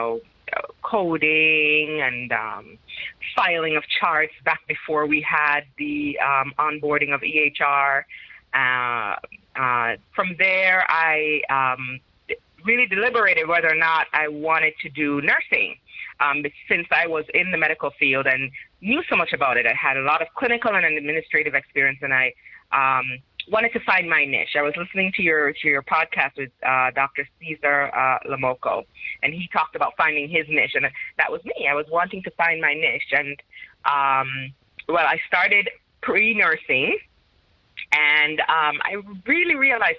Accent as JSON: {"language": "English", "country": "Jamaica", "moved": "as an adult", "lives_now": "United States", "said": "I by roots, I'm Jamaican, so I'm from the Caribbean"}